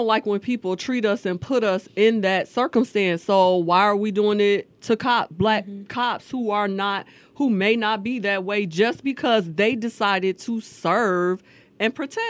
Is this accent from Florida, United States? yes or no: no; Virginia, United States; moved away; I grew up in Virginia with all white, you know what I'm saying?